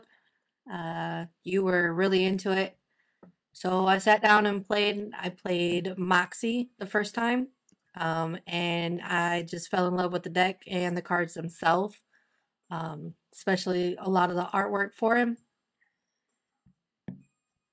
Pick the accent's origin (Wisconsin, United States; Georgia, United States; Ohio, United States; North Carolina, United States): Ohio, United States; Toledo; I'm from Toledo, Ohio